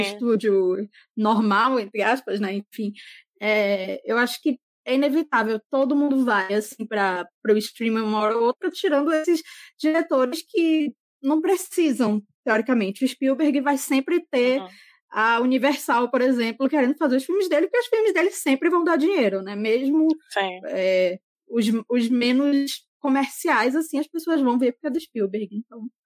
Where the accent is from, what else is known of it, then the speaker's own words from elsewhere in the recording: Manaus, Amazonas, Brazil; eu sou daqui de Manaus